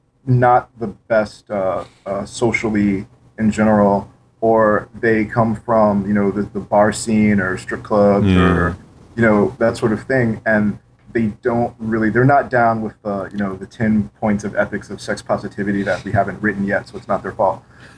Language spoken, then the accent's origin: English; St. Louis, Missouri, United States; St. Louis, Missouri.